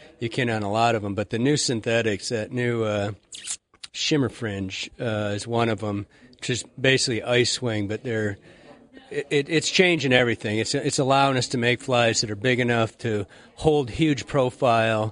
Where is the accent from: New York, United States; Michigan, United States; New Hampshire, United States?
Michigan, United States; moved away as an adult; now in Montana, United States; I grew up in Michigan